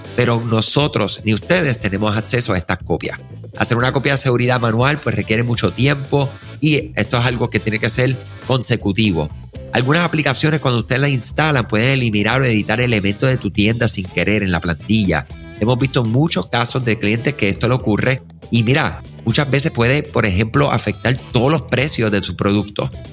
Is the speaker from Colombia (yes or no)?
no; Puerto Rico; somos de Puerto Rico